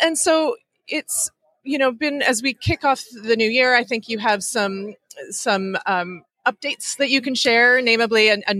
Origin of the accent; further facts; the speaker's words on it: Vancouver, British Columbia, Canada; I mentioned we're both from Vancouver.